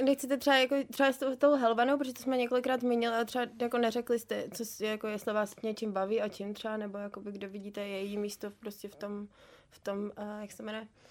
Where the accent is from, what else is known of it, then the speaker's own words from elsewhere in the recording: Prague, Czechia; jsem z Prahy